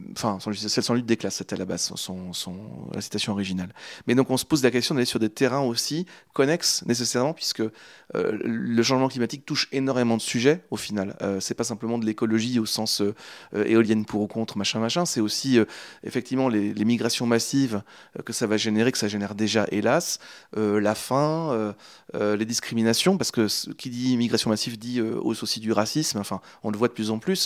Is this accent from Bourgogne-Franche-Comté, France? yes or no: no; Angers, Pays de la Loire, France; moved away as an adult; now in Normandy, France; je viens de Angers à la base. Je suis canet depuis très peu de temps, depuis, depuis septembre, je suis normand, mais j'ai habité 25 ans en Anjou, à Angers